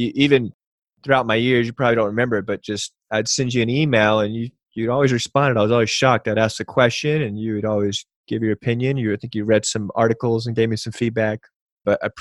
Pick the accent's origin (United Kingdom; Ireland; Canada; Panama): Panama; I was born in Panama, Central America, and I was 4 during Operation Just Cause